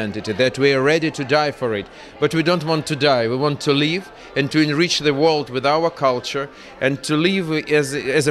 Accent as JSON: {"language": "English", "country": "Ukraine"}